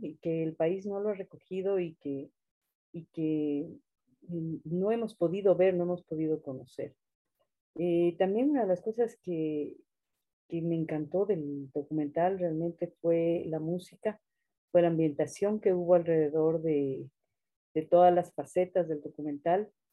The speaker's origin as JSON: {"language": "Spanish", "region": "Andes", "country": "Ecuador", "said": "me puedo definir como ecuatoriana, andina"}